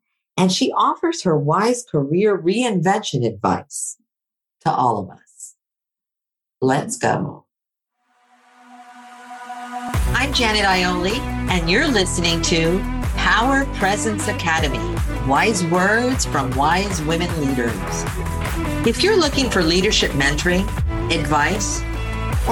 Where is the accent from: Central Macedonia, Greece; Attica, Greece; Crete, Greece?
Attica, Greece; Athens; moved away; I grew up in Athens, Greece.